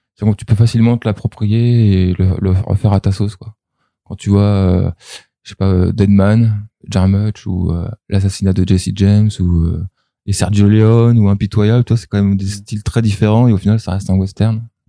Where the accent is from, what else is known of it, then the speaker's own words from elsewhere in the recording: Germany; moved away; j'ai grandi en Allemagne